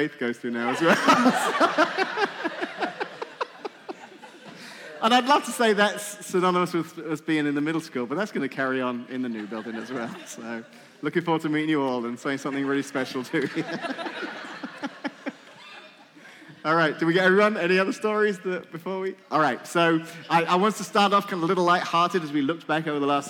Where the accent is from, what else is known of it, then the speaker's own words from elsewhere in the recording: England, United Kingdom; moved away; I'm English